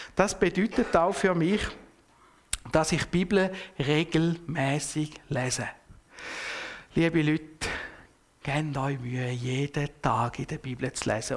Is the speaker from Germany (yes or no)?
no; Switzerland; als Schweizer